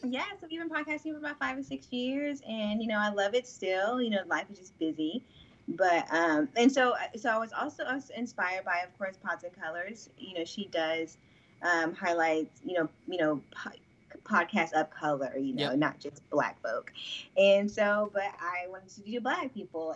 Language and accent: English; Oklahoma, United States; moved away as an adult; now in Dallas, United States; I'm from Oklahoma, you know. I moved to Dallas in 2016 with my friends